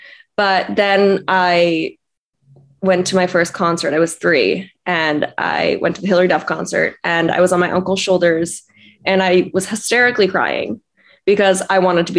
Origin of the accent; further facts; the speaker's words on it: Los Angeles, California, United States; I grew up in LA.